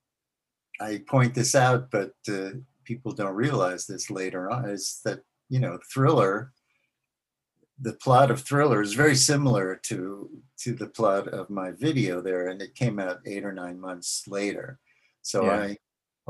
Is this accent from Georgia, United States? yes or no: no; New York City, New York, United States; I grew up in Forest Hills, New York, which is also the home of Michael Landon